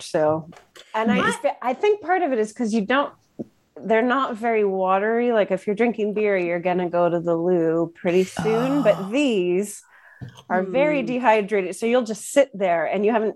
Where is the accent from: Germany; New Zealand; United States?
United States; outside of Pittsburgh, Pennsylvania; moved away; also born or lived in New York; my dad worked in the steel industry. So we lived outside of Pittsburgh